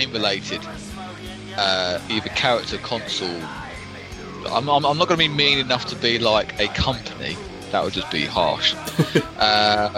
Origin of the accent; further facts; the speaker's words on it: United Kingdom; we are very British